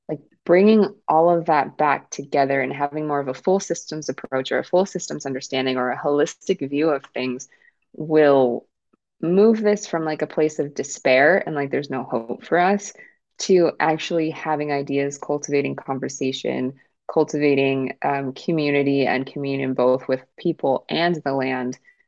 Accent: Kenya; I'm from Kenya, so Swahili.

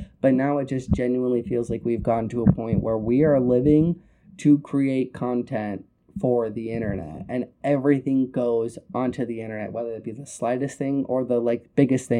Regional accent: Arizona, United States; I'm from Arizona

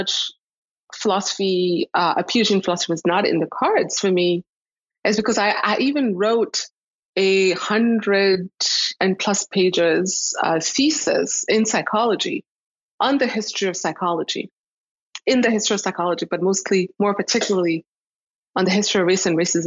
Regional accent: Rwanda; moved away; also born or lived in Toronto, Canada; I'm from Rwanda. I was born in Rwanda.

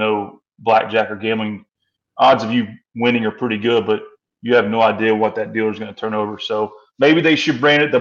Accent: Kentucky, United States; I'm from Kentucky

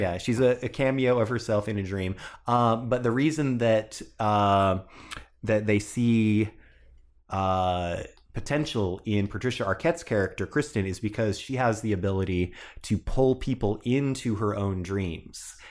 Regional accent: Silverton, Oregon, United States; Silverton, Oregon, my hometown

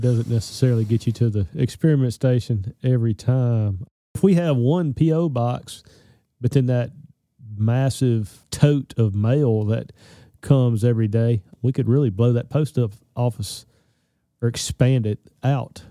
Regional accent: Arkansas, United States; I grew up in Arkansas

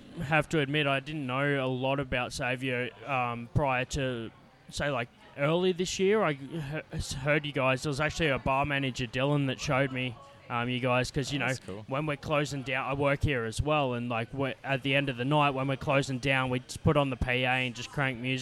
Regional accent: Canberra, Australian Capital Territory, Australia; my hometown

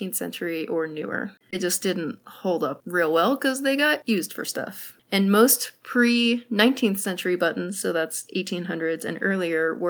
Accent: Connecticut, United States; moved away; I grew up in Connecticut, so not too far from y'all

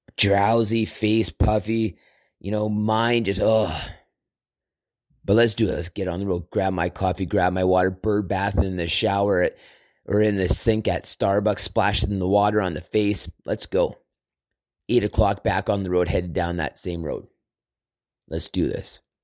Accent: Southern Alberta, Canada; growing up on Southern Alber-, in Southern Alberta on a farm

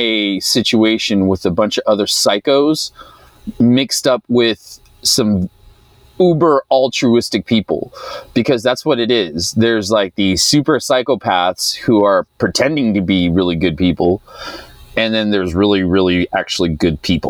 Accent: United States; I grew up in the United States

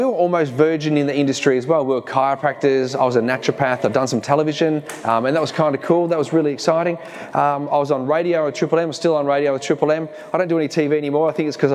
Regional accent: Dandenong, Victoria, Australia; accent: Kiwi; moved away as an adult; also born or lived in Geelong / New Zealand; We grew up in Dandenong

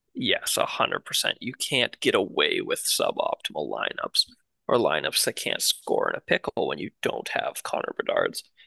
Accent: Canada; as a Canadian

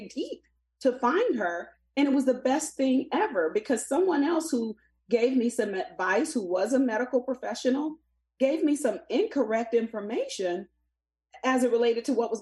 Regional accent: the South, United States; a person growing up in the South

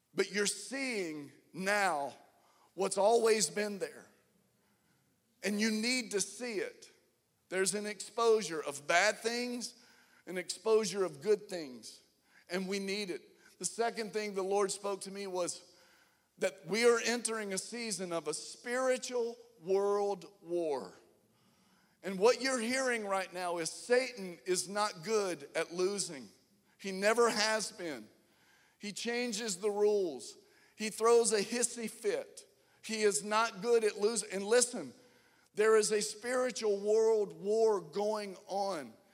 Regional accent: Atlanta, Georgia, United States; We're from Atlanta

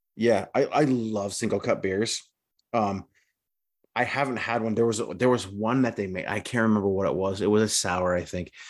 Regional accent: United States; being an American

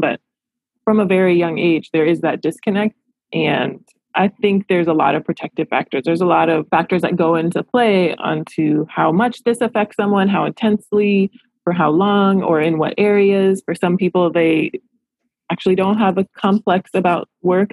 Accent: Los Angeles, California, United States; I love my hometown. I love Los Angeles

